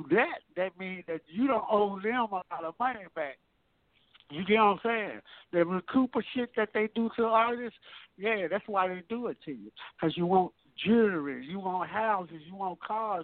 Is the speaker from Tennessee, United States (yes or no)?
yes; Memphis, Tennessee, United States; I'm from Memphis, and I'm really from South Memphis